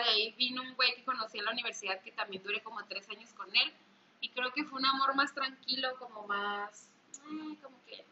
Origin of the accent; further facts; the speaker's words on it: northern Mexico, Mexico; somos norteñas